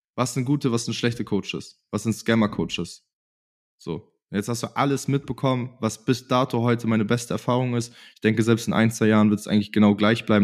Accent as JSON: {"language": "German", "country": "Germany", "said": "in meiner Heimat"}